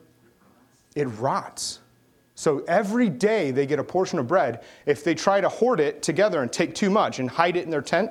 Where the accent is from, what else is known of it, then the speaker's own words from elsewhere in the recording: United States; We're just Christians, and then we're Americans.